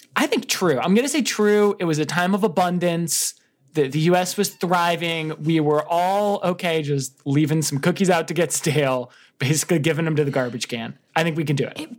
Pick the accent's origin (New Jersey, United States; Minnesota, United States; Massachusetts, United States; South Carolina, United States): New Jersey, United States; growing up in New Jersey, everybody would go to these Italian bakeries near me